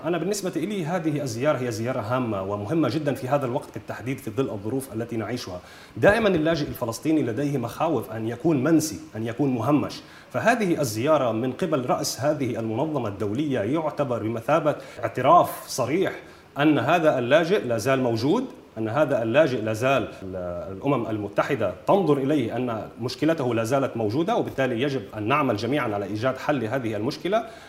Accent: Nahr al-Bared camp, North Governorate, Lebanon; أنا ولدت بمخيم نهر البارد

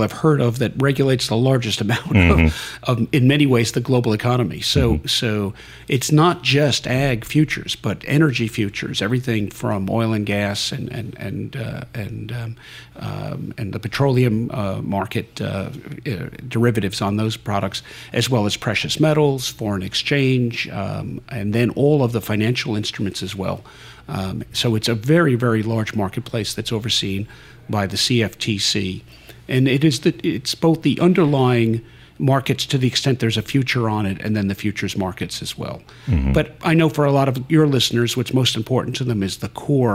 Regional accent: northern New Jersey, United States; I'm actually from the New York City area, born and raised in northern New Jersey

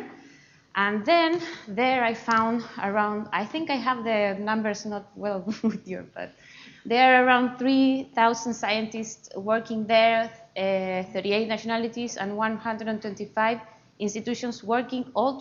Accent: Chile; English is a second language; moved away as an adult; now in Edinburgh, United Kingdom; as you see from my accent, I am not from UK. I come from Chile, so South America

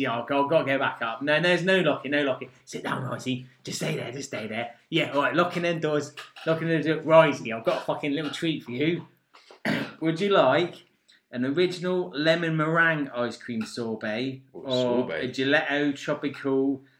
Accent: Oxford, South East England, United Kingdom; Oxford, I mean, we're from Oxford.

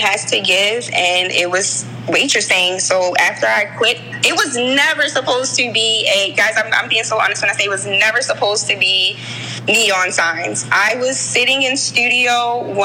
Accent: Baltimore, Maryland, United States; I grew up in Baltimore. I was born at Johns Hopkins. I grew up in West Baltimore, right across the street from Mondawmin Mall

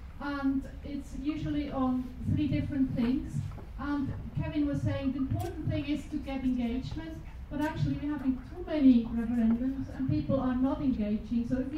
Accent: Switzerland; Hi, I am actually from Switzerland.

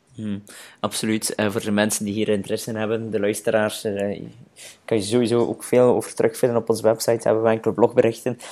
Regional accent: Flanders, Belgium; bij ons in Vlaanderen

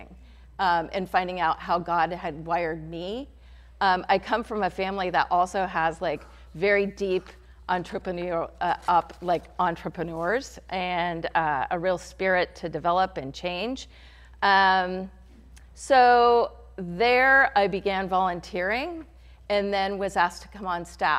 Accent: Hillsborough, California, United States; I'm a Bay Area native. I grew up in Hillsborough across the Bay

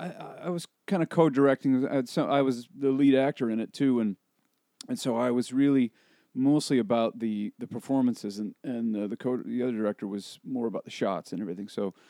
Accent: Spokane, Washington, United States; I grew up in Spokane's near the Idaho border.

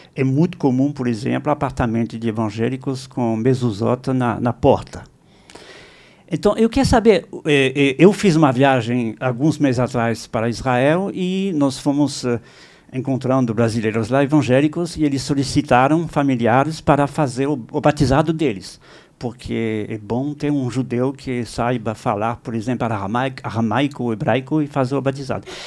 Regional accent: France; Portuguese is a second language; now in São Paulo, Brazil; eu sou francês

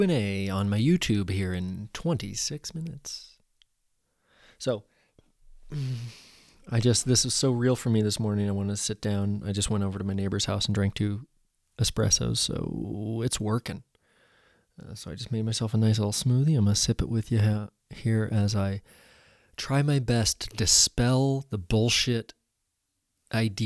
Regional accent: Central Oregon, United States; growing up in Central Oregon

